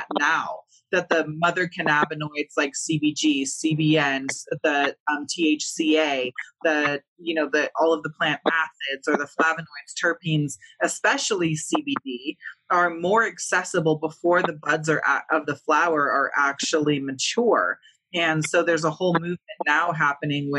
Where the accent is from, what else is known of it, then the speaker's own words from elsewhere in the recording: California, United States; moved away; we're from California